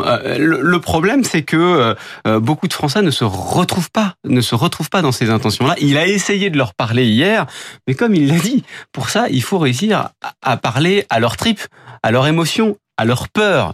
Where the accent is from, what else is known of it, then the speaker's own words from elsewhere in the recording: France; chez nous en France